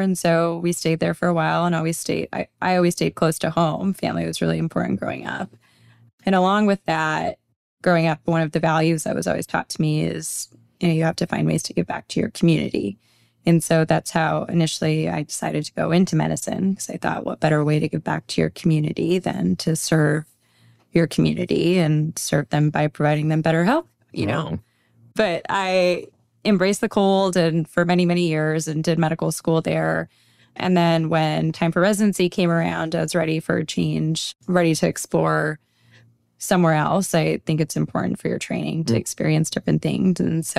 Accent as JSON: {"language": "English", "town": "Minneapolis", "region": "Minnesota", "country": "United States", "tie": "born or raised there", "also_born_or_lived": "California", "lives_now": "New York, United States", "said": "I am. I'm originally from Minneapolis, Minnesota. I grew up there majority of my life. And then I did my training out in California and then started working out in the Big Apple."}